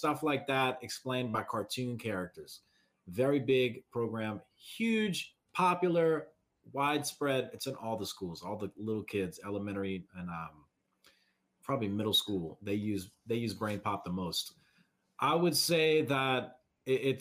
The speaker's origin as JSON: {"language": "English", "region": "Southeast Louisiana", "country": "United States", "said": "I'm from Southeast Louisiana."}